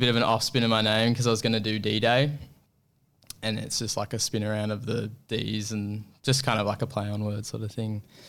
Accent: Apollo Bay, Victoria, Australia; And I grew up surfing in Apollo Bay, which is it's a whole different sort of environment.

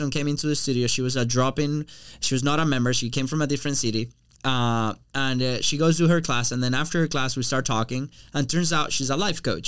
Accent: Venezuela; now in United States; I was coming from Venezuela and I was like living a life that I was really enjoying here in the United States

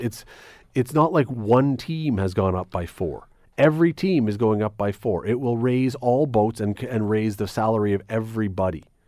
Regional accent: Toronto, Ontario, Canada; I grew up in Toronto

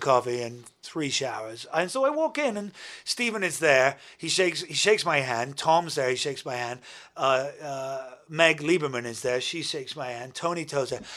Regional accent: United Kingdom; as a Brit

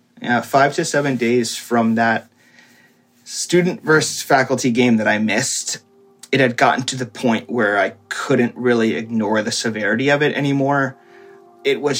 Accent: Reading, Pennsylvania, United States; also born or lived in Philadelphia, Pennsylvania; I'm from the Philadelphia area, currently living in Reading, Pennsylvania, which is the town I was born

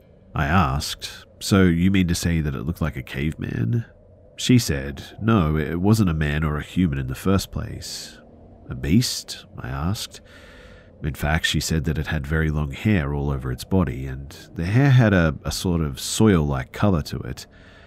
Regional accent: India; English is a second language; The thing is, too, is that I'm from India, of all places. Nobody ever heard of any Bigfoot in India

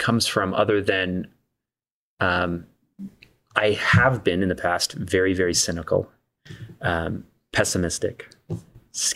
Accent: Canada; being Canadian

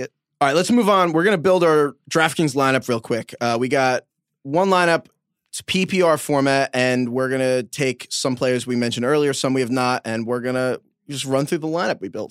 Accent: New York, United States; accent: New York; my New York accent

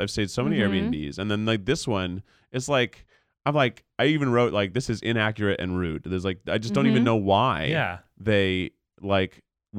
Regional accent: Tennessee, United States; moved away; I grew up in Tennessee.

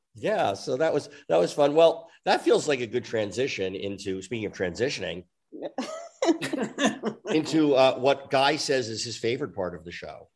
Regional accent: New York, United States; I grew up in New York

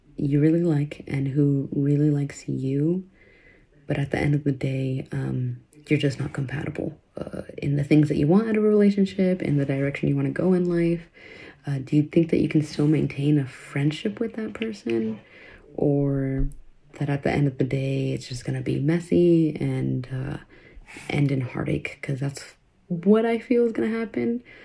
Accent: Sacramento, California, United States; I'm from Sacramento

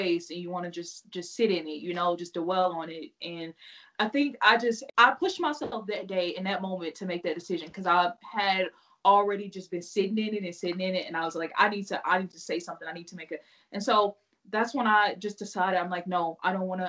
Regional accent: Missouri, United States; now in Utah, United States; I'm from Missouri

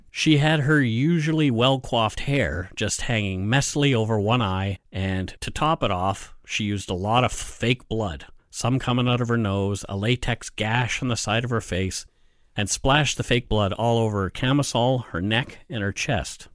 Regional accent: Bridgewater, Nova Scotia, Canada; my hometown, Bridgewater

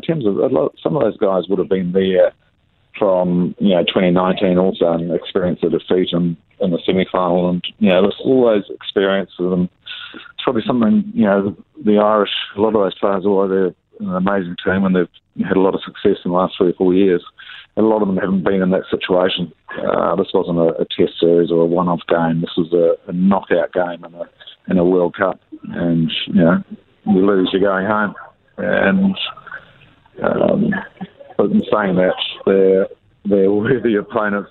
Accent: New Zealand; I'm very proud being a Kiwi there

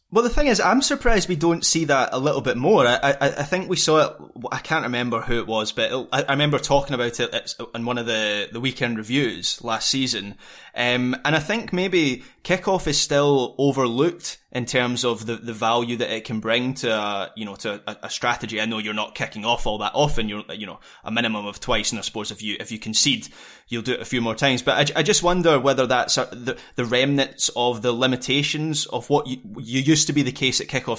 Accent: Scotland, United Kingdom; as a Scot

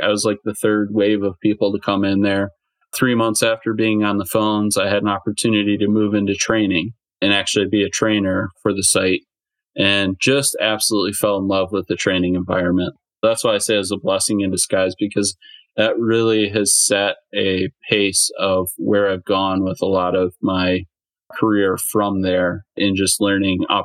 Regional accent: Michigan, United States; moved away as an adult; also born or lived in Ohio; I'm originally from Michigan. But I was living in Ohio at the time

